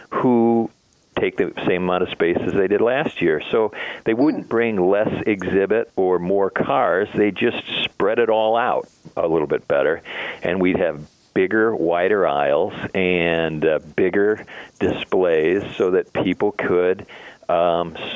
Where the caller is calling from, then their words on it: Oakbrook Terrace, Illinois, United States; office, yeah, at the office in uh, Oakbrook Terrace.